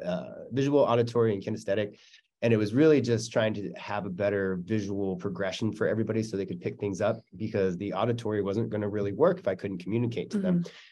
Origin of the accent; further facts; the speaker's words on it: Canada; I'm Canadian. Of course I'm polite.